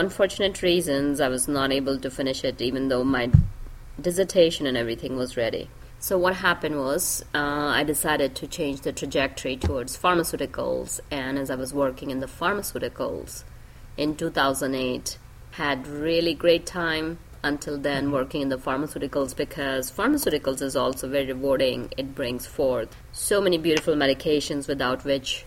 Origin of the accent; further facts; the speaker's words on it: India; moved away as an adult; now in United States; I grew up in India